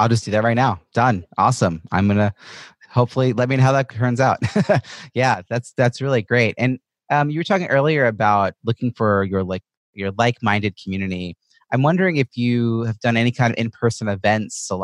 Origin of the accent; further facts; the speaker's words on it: New York, United States; moved away; also born or lived in Boston; I'm originally from New York